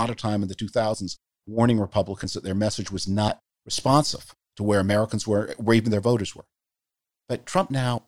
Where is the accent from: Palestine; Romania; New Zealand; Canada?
Canada; moved away; I grew up in the Cold War. I grew up, as I mentioned, in Canada, under the shield of that mighty American system of global defense that protected all of us. My family's Jewish. I'm Jewish.